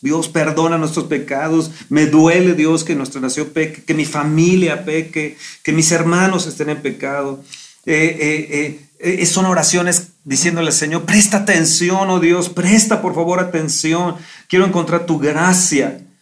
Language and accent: Spanish; Mexico